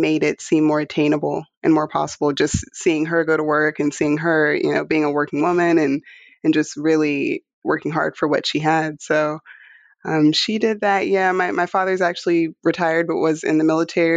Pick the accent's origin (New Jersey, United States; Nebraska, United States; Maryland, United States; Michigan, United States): Maryland, United States; Charles County; moved away as an adult; also born or lived in Houston, Texas; I grew up in Maryland, Charles County, Maryland, and loved it out there